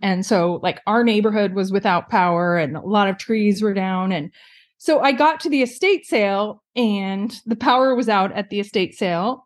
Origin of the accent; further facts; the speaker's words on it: Pacific Northwest, United States; moved away as an adult; also born or lived in California; now in Seattle, United States; I grew up in the Pacific Northwest